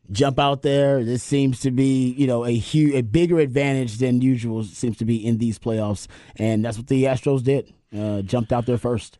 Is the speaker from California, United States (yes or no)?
no; Houston, Texas, United States; moved away; where I grew up in South Park